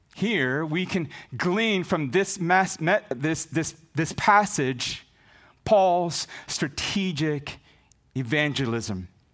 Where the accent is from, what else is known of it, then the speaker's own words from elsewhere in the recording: Visayas, Philippines; first language Visayan; English is a second language; moved away; Visaya, my native language. That's why I have a hard time with English.